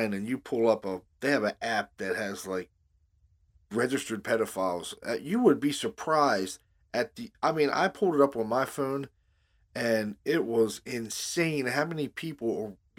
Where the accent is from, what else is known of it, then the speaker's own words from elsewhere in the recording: Baltimore, Maryland, United States; we grew up in Baltimore and you grew up I grew up in Hamden